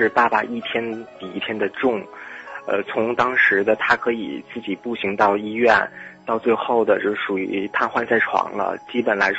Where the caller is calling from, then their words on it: Shenyang, Liaoning, China; 千里共良宵的听众朋友们，大家晚间时光快乐！我是来自于辽宁沈阳的 … ，非常高兴能够在节目当中与大家聊聊我的心情。